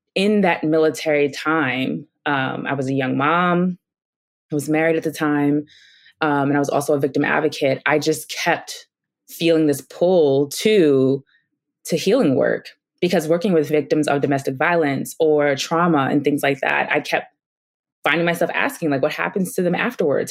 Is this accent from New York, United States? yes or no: yes; New York City, New York, United States; moved away; I grew up in Brooklyn, New York